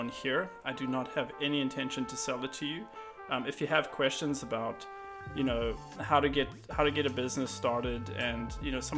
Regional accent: South Africa; moved away as an adult; now in Austin, United States; I'm a South African that lives just outside of Austin, Texas

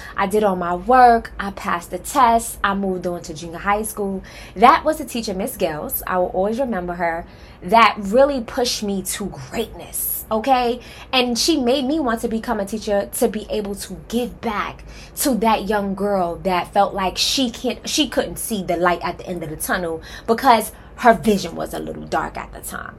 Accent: New York City, New York, United States; now in Atlanta, United States; I am originally from Harlem, okay? Period. Um, I grew up in Wagner Projects

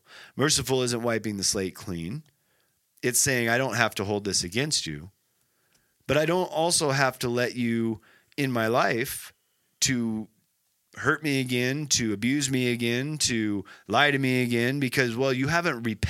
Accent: Nebraska, United States; I'm from Nebraska

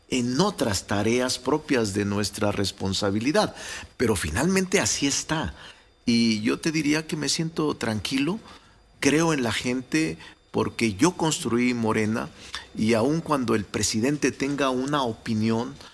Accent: Mexico; yo soy de los que piensa, Ciro, como muchos mexicanos y mexicanas, que en la política, como en cualquier área del conocimiento, no basta la capacidad y el talento

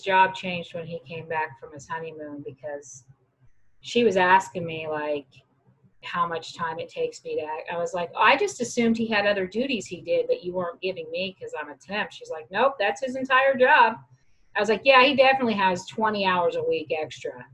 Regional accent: Wichita, Kansas, United States; now in Denver, United States; I'm from Wichita, Kansas.

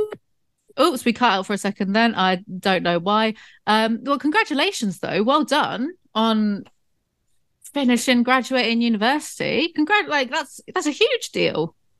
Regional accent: South West England, United Kingdom; my hometown, 'cause it's kind of like Southwest England in the countryside area

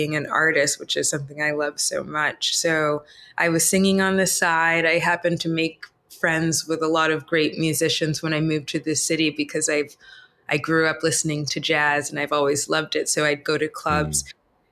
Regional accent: Massachusetts, United States; I grew up in Massachusetts

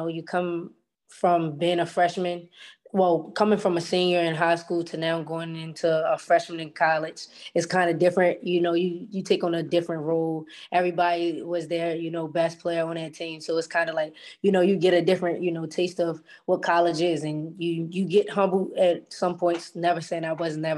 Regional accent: Baltimore, Maryland, United States; moved away as an adult; now in Fairfield, United States; Growing up in Baltimore

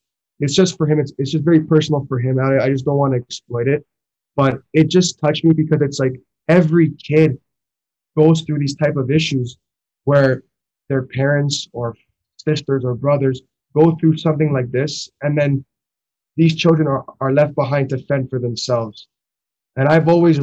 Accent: Toronto, Ontario, Canada; we're from Toronto, Ontario

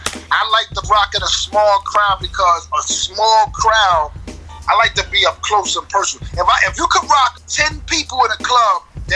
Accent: New York, United States; I'm from New York

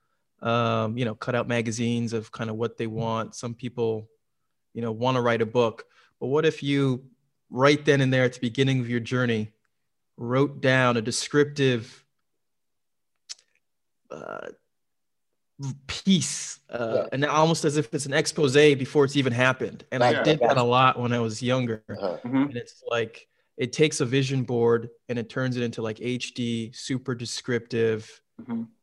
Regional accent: Minneapolis–Saint Paul, Minnesota, United States; renovate homes in the Twin Cities where I grew up in Minnesota. Where I'm originally from.

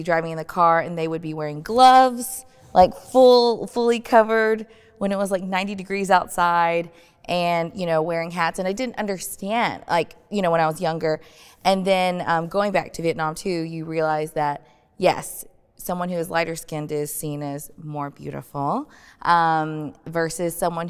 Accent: United States; then here living, growing up in the States, when it's summertime and everyone's going outside and you can tan very easily

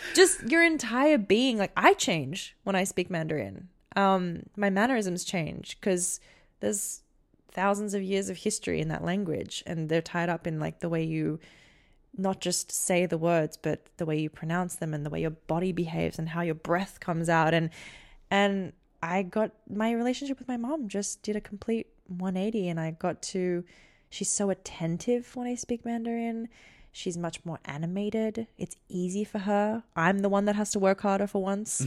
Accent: Australia; growing up in Australia

